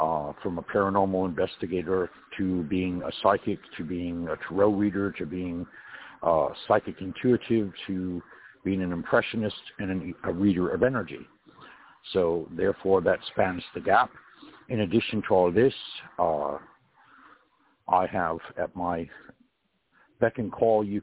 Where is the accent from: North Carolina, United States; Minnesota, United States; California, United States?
California, United States; I was born in California